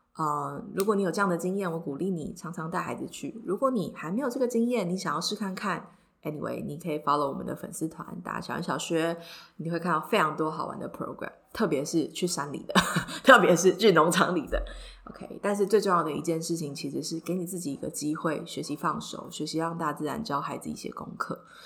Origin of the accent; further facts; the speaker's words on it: Taipei, Taiwan; 因为我就是一个超级死台北长大的小孩